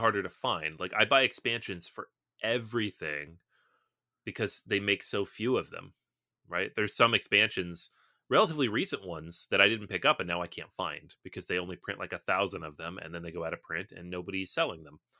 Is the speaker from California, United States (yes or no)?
no; Seattle, Washington, United States; I'm from Seattle